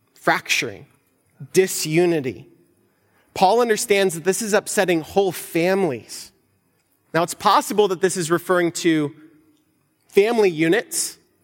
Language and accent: English; United States; us as American Christians